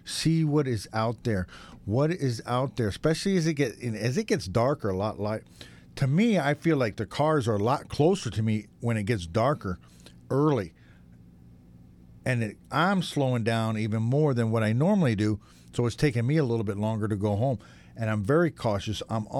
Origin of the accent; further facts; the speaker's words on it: upstate New York, United States; now in Los Angeles, United States; my hometown back in upstate New York.